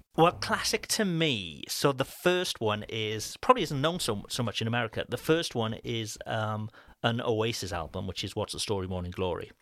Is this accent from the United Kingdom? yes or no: yes; Cardiff, Wales, United Kingdom; far from my hometown in Cardiff